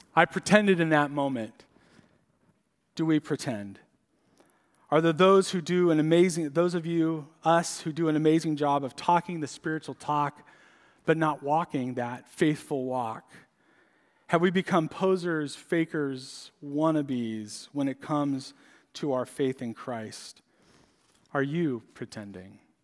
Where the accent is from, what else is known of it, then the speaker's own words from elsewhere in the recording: San Diego, California, United States; moved away; I grew up in San Diego